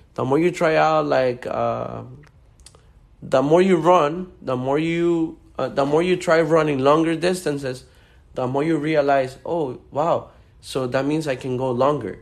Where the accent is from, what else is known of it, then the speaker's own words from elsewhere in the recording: Honduras; now in Miami, United States; I was born and raised in Honduras